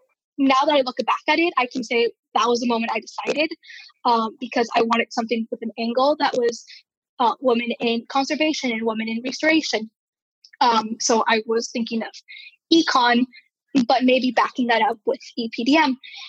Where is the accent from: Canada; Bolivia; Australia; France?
Bolivia; also born or lived in Venezuela / Peru; So I grew up in Bolivia and Venezuela, mostly. And then shortly after, I moved back to Peru, Lima, Peru.